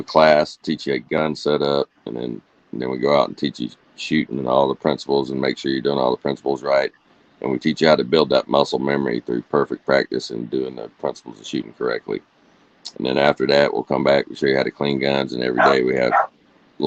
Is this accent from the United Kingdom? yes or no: no; Georgia, United States; born or raised there; moved away as an adult